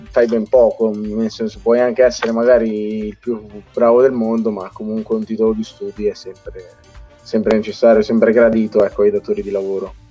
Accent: Italy; noi abbiamo una fortuna allucinante essere nati e cresciuti in Italia perché noi siamo cresciuti in quell'80-20

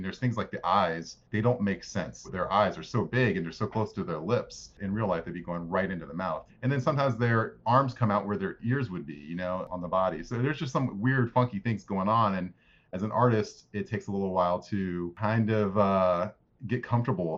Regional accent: United States; I grew up right outside of Washington, D.C.

